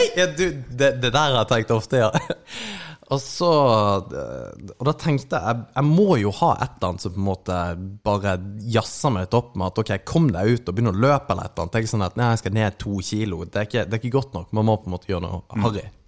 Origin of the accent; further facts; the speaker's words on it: Kristiansand, Agder, Norway; moved away; Jeg er da tilflytteren fra Kristiansand